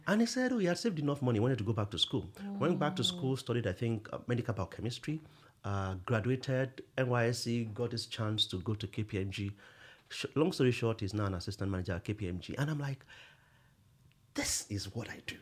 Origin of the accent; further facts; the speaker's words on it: Akure, Ondo, Nigeria; I grew up in Akure